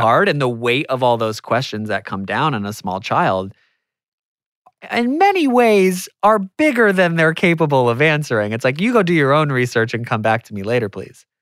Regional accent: United States; I'm American

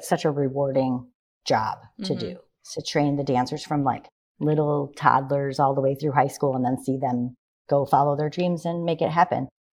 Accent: Morris, Illinois, United States; So I am from Morris, Illinois. I grew up here and I danced in our town and also went to Chicago to take classes of training.

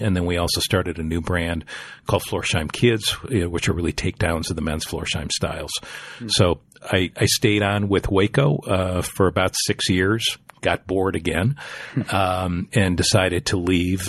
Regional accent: Green Bay, Wisconsin, United States; I grew up in Green Bay, Wisconsin

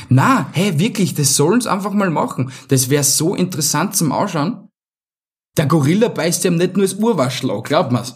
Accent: Vienna, Austria; bei uns in Wien

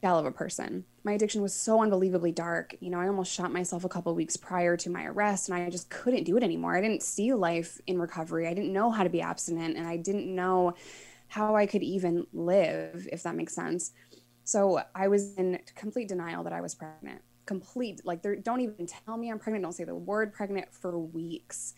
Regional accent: New York, United States; moved away; as a New Yorker

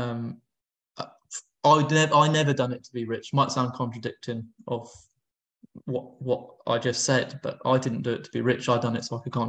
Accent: London, United Kingdom; I grew up in North London

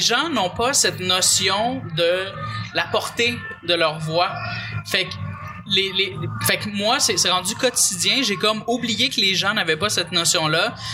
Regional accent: Pointe-Calumet, Quebec, Canada; je viens de Pointe-Calumet

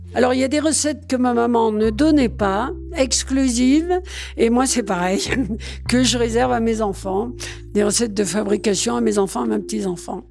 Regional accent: Saint-Martin-de-Valamas, Auvergne-Rhône-Alpes, France; On est originaire, moi, de Saint-Martin-de-Valamas

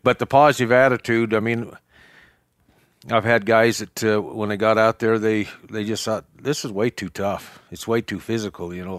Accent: Cokeville, Wyoming, United States; I was raised in Cokeville as well. Um, Raised on a ranch, a cattle ranch here

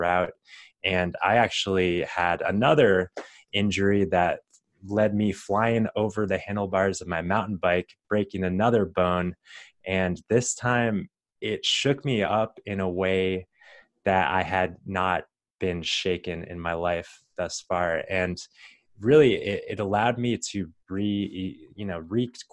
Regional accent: Arizona, United States; growing up in Arizona and going to the University of Arizona

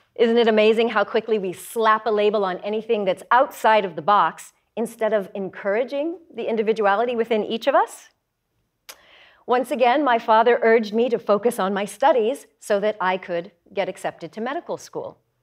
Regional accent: Denver, Colorado, United States; also born or lived in Nevada; My mother then moved our family to Denver, Colorado

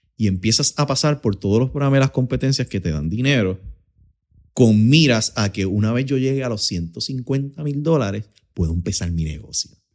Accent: Utuado, Puerto Rico; also born or lived in Lares, Puerto Rico / Arecibo, Puerto Rico; nacido y criado en Utuado, en el barrio Ángeles

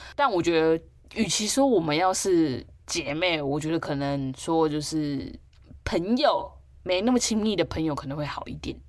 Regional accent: Taipei, Taiwan; 我就是一直都住在台北的田龙人，对，就是住在这样台北且住在家

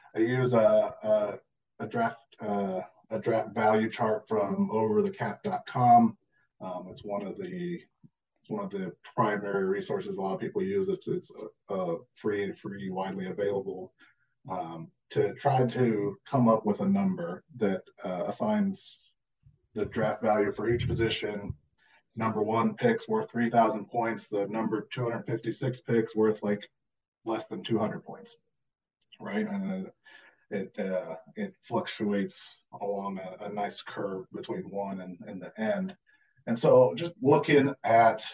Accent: Tulsa, Oklahoma, United States; now in Raleigh, United States; I'm originally from Oklahoma, though, so I was born and raised in Tulsa area.

